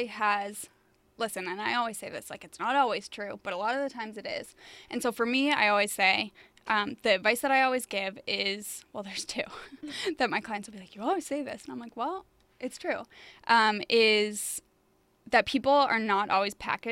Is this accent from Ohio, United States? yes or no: no; Boston, Massachusetts, United States; now in New York, United States; I'm from Boston